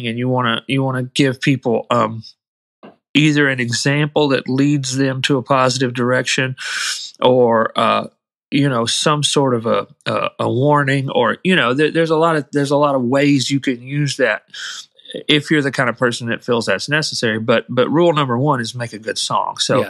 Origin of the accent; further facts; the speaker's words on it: Muscle Shoals, Alabama, United States; I grew up in Muscle Shoals